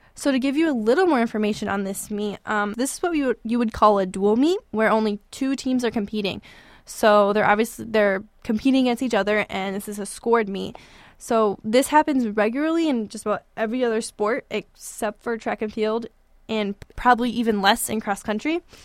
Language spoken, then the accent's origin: English; Fort Myers, Florida, United States; moved away as an adult; now in East Lansing, United States; I grew up in Fort Myers, Florida